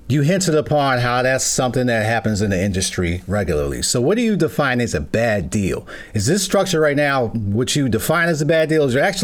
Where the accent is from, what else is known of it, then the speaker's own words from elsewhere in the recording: New York, United States; moved away; I'm originally from New York, and I've bounced okay. around. My dad was in the military, so I've been various different states, and I'm in Ohio right now.